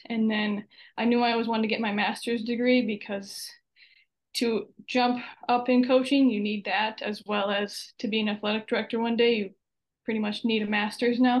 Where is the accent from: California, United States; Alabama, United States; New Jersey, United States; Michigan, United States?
Michigan, United States; Kingsford; moved away as an adult; also born or lived in Wisconsin / Oklahoma; I am from Upper Peninsula of Michigan, so way up north. Uh, went to Kingsford High School.